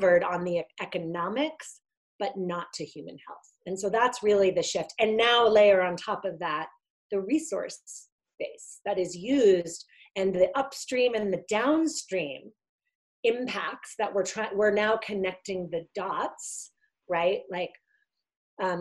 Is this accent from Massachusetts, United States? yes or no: yes; outside of Boston, Massachusetts, United States; also born or lived in Italy; I had grown up in a working class family outside of Boston